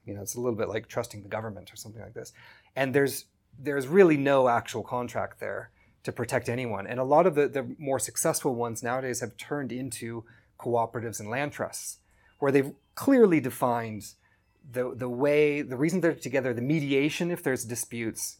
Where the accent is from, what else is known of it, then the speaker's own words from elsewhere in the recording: California, United States; moved away as an adult; now in Kenya; I grew up in California